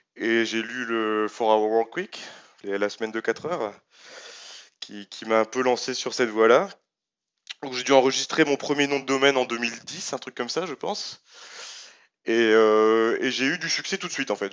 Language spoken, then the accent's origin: French; France; suis français